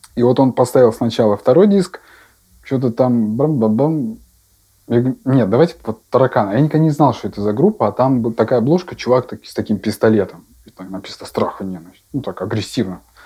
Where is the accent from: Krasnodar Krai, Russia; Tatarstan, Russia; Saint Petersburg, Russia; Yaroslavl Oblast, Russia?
Yaroslavl Oblast, Russia; Yaroslavl; Я родился в Ярославле